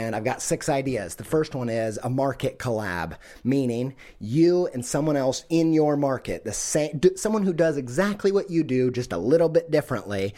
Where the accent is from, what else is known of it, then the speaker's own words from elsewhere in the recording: Midwest, United States; I'm from the Midwest.